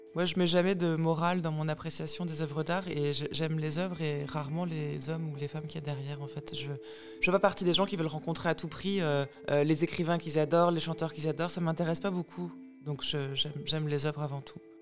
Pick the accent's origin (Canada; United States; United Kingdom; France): France; Troyes, Grand Est; la bibliothèque de Troyes, où j'habitais quand j'étais petite, dans l'Aube